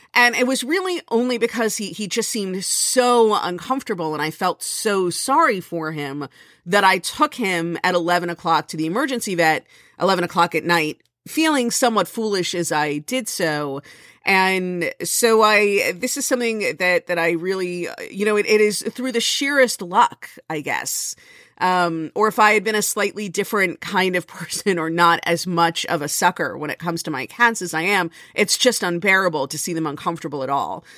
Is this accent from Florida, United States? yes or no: yes; Florida, United States; now in New Jersey, United States; I come from Florida